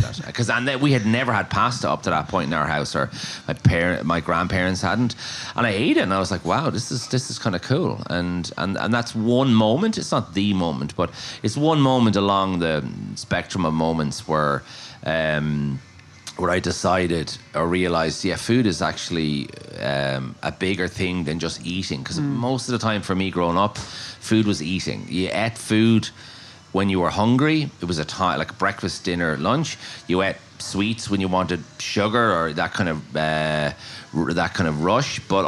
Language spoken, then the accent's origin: English; Maynooth, County Kildare, Ireland; where I grew up in Manute was not a big foodie town, or we weren't a big foodie house, so I suppose it was a way to mark out my identity.